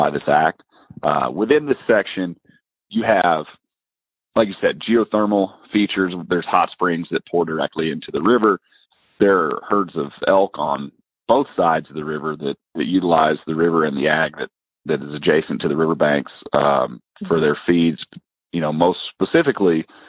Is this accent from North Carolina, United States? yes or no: yes; North Carolina, United States; moved away; I grew up in North Carolina